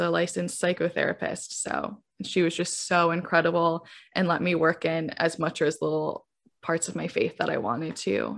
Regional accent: Southwest Michigan, United States; now in New York City, United States; I grew up in Southwest Michigan, um, in, like, a very Christian hometown

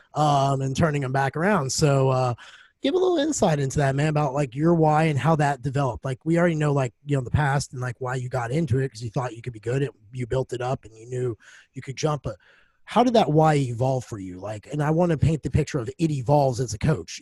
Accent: United States; now in Nashville, United States; Landed here in Nashville, which isn't far from my hometown

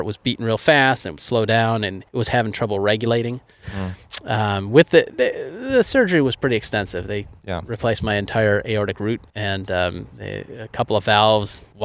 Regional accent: East Coast, United States; moved away; I am originally from the East Coast

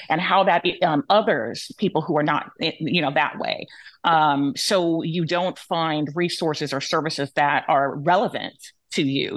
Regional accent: United States; My um, heritage is Yoruba and Cabo Verdeano. My, I was born here in the United States

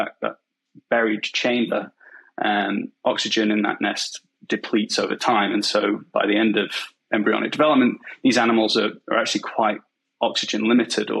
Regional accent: Macclesfield, North West England, United Kingdom; moved away as an adult; now in Vancouver, Canada; So I grew up in a relatively small town in England called Macclesfield, and it's pretty rural.

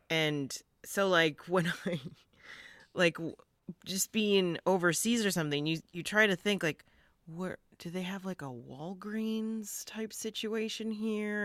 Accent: Utica, New York, United States; I'm from Utica

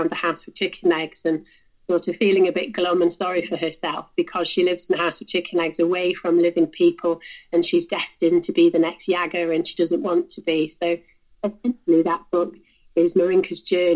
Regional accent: South Wales, United Kingdom; I grew up in South Wales near the coast

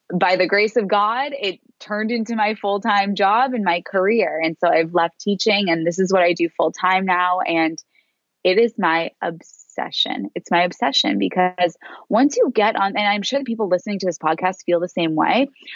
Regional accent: Boston, Massachusetts, United States; moved away as an adult; now in Australia; I moved to Australia from Boston.

